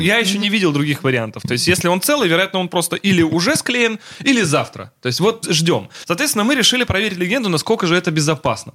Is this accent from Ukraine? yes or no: no; Russia; Я из России